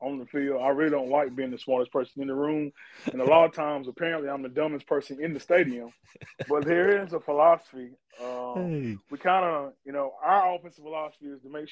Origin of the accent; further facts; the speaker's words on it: Gaffney, South Carolina, United States; we were raised in Gaffney